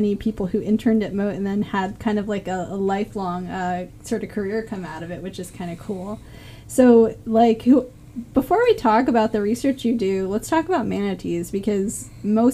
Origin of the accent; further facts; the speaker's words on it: Florida, United States; I'm a native.